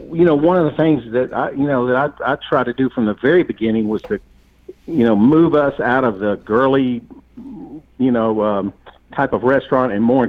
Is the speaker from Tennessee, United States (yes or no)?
yes; Memphis, Tennessee, United States; moved away as an adult; also born or lived in Nashville; now in Murfreesboro, United States; I'm born and raised in Memphis.